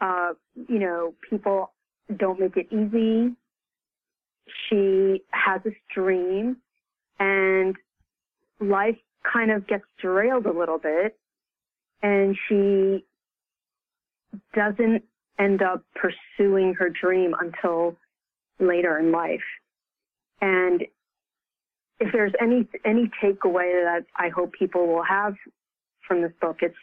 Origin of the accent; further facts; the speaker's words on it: United States; I'm Chinese American